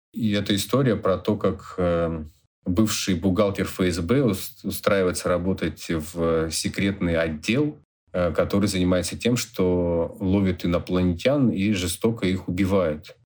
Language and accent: Russian; Khanty-Mansiysk, Khanty-Mansi Autonomous Okrug, Russia; В Ханты-Мансийске, в моем родном городе